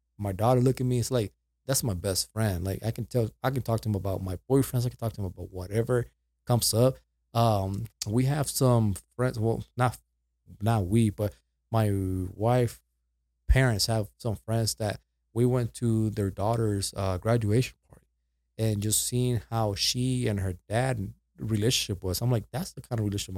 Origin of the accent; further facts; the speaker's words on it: Puerto Rico; accent: Puerto Rican; also born or lived in Dallas, United States; now in Las Cruces, United States; First of all, this accent comes from Puerto Rico, right? So I went from Puerto Rico.